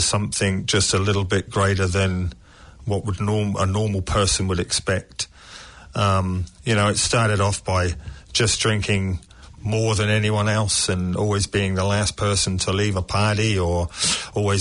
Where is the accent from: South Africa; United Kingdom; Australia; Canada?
United Kingdom; England; now in New Zealand; As I was growing up in England